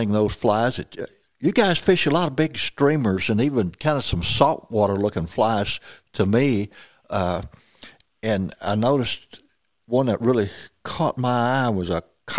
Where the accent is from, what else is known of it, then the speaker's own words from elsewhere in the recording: Missouri Bootheel, United States; I grew up down in Missouri, Boot Hill